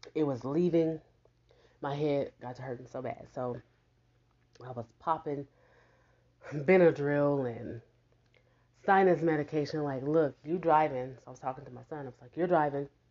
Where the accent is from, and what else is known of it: Houston, Texas, United States; born or raised there; now in Omaha, United States